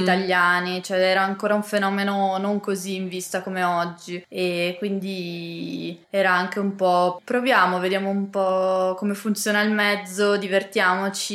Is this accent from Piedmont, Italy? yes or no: yes; Biella, Piedmont, Italy; now in Milan, Italy; Io invece sono piemontese, sono di Biella e adesso vivo a Milano